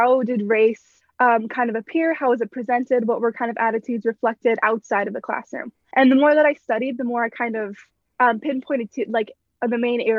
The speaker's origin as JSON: {"language": "English", "region": "Minnesota", "country": "United States", "tie": "born or raised there", "moved": "as an adult", "lives_now": "Provo, United States", "said": "Yeah, so I'm from Minnesota. I was born and raised there my whole life. I lived 15 minutes away from Minneapolis, so pretty close to like the metro area."}